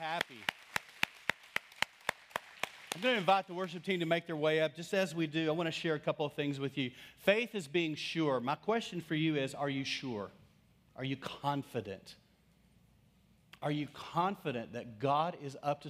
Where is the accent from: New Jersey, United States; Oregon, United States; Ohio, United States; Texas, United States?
Texas, United States; West; I grew up in West Texas